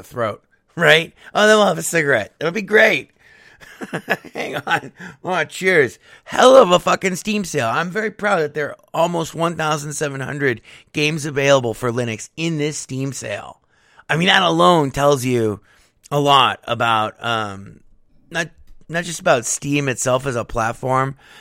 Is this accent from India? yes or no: no; United States; I'm American